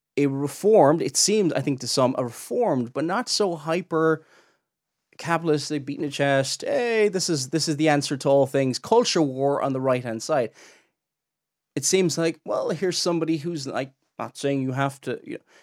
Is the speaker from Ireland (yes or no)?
yes; Ireland; I'm Irish